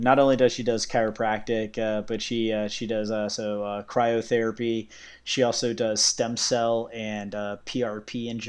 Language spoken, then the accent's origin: English; Virginia, United States; also born or lived in United Kingdom; now in Orlando, United States; I live just north of Orlando, but I grew up in Southeast Virginia, but I immigrated from the UK in 1984.